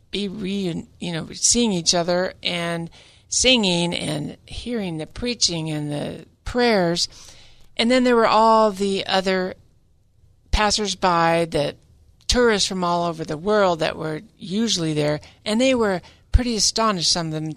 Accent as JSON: {"language": "English", "region": "Central California", "country": "United States", "tie": "born or raised there", "also_born_or_lived": "Hollywood, Los Angeles", "said": "I'm also a native Californian. I grew up in Central California, but I was born right there in Hollywood."}